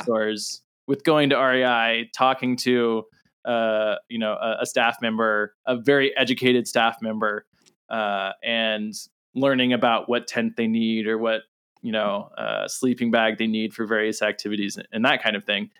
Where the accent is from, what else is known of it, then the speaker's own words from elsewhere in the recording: Southern California, United States; I grew up in Southern California